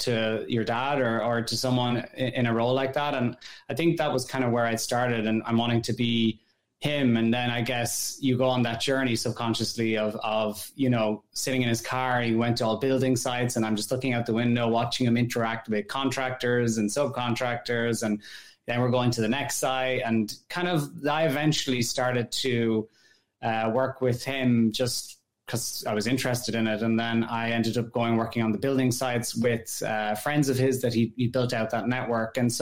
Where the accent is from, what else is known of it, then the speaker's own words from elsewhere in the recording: Ireland; moved away as an adult; also born or lived in France / Netherlands; now in New York, United States; I grew up in Ireland and in rural Ireland. So, you know, I'm from the countryside